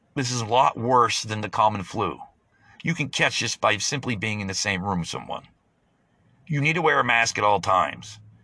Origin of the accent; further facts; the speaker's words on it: United States; as an American